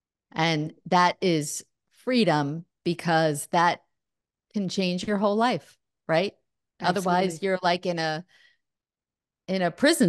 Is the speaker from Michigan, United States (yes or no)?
no; New York, United States; now in New Jersey, United States; I'm across the river in New Jersey, but I'm actually not from New York City, but from Long Island. So part of New York.